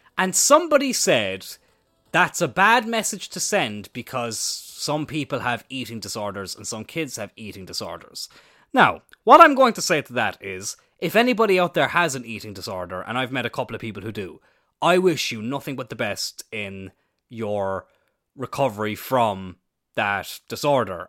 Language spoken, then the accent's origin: English; Ireland; I'm Irish